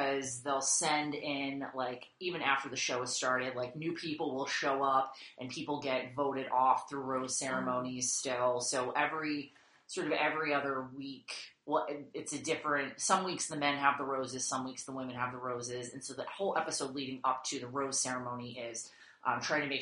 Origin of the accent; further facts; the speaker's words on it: Massachusetts, United States; I grew up in Massachusetts